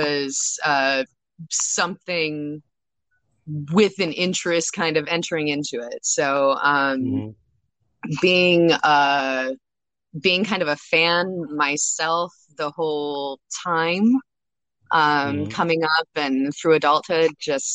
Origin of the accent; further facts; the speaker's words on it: Baltimore, Maryland, United States; I am from Baltimore, but actually moving really, really soon. So I'll be based out of LA coming up.